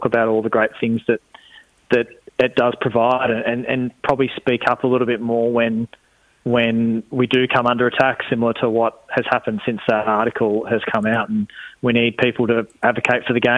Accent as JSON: {"language": "English", "town": "Beaumaris", "region": "Victoria", "country": "Australia", "tie": "born or raised there", "said": "growing up in Beaumaris, we had a number of public courses around"}